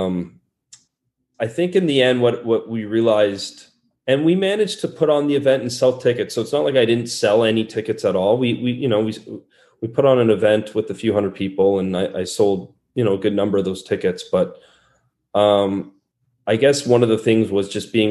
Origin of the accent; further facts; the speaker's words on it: Canada; moved away as an adult; now in Norway; me as a Canadian